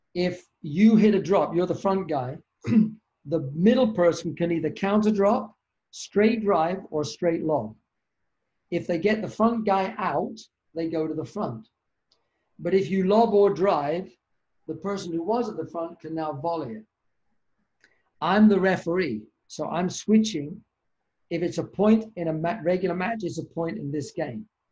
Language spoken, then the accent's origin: English; United Kingdom; also born or lived in Canada; now in Boston, United States; I'm a Brit